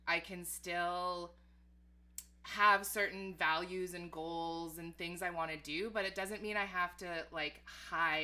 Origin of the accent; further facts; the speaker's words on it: Edmonton, Alberta, Canada; moved away as an adult; now in Toronto, Canada; growing up in Edmonton